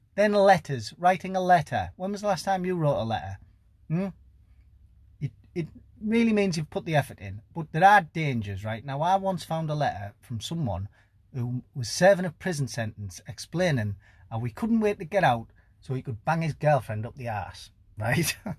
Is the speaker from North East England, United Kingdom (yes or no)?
yes; Teesside, North East England, United Kingdom; I'm from Teesside, northeast of England